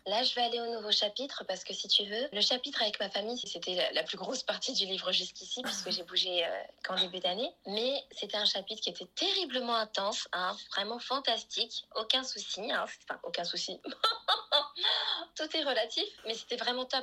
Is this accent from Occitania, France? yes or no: no; Paris, Île-de-France, France; moved away as an adult; now in Lisbon, Portugal; je suis née sur Paris, maintenant je suis sur Lisbonne